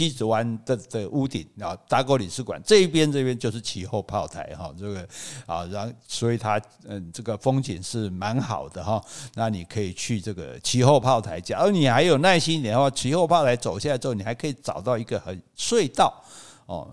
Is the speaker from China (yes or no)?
no; Kaohsiung, Taiwan; 我高雄人